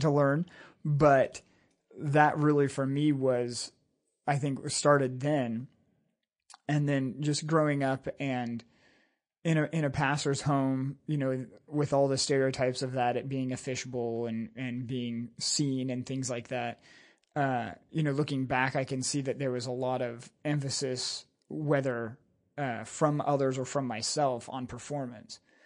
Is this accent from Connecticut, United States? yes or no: no; San Jose, California, United States; also born or lived in Burney, California; I was born in San Jose, California. My dad pastored, uh, Maranatha Bible Church there for eleven and a half years.